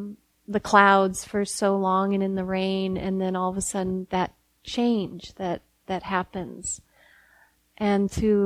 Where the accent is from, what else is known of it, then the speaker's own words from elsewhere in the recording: Midwest, United States; now in Berkeley, United States; I'm from the Midwest, and so that smell is so a part of summertime to me, and being from that place